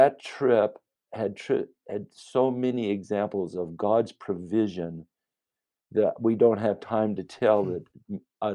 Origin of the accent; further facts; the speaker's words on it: United States; as an American